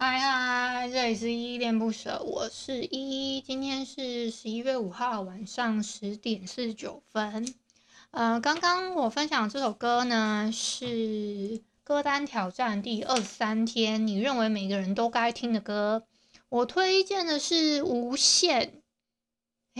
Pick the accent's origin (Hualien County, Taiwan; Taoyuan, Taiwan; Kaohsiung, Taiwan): Hualien County, Taiwan; accent: Hualien accent; 我自己觉得我花，花莲腔蛮重的，我不知道你们知不知道我是花莲人